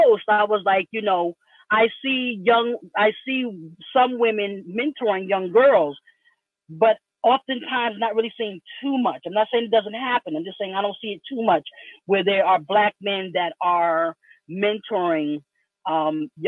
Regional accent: New York, United States; I'm from New York, grew up in the suburbs

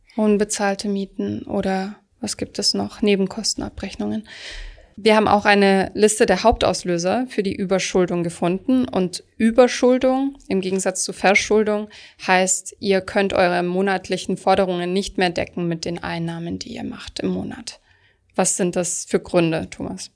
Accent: Baden-Württemberg, Germany; ich komme zum Beispiel aus Süddeutschland, dort rühmen sich viele Leute

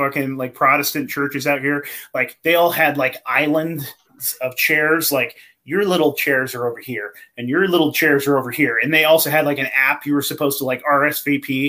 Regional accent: the Redwoods, California, United States; I grew up in the Redwoods, man, in the forest.

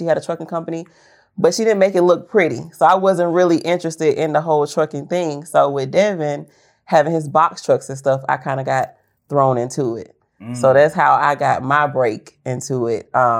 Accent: Chattanooga, Tennessee, United States; now in Atlanta, United States; I am from Chattanooga, Tennessee.

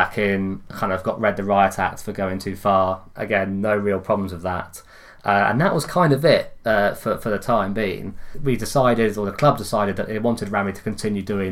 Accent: Reading, South East England, United Kingdom; I'm from Reading.

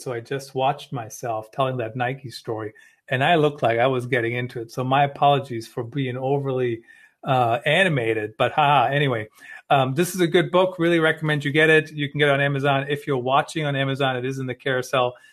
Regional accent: Germany; moved away; I grew up in Germany

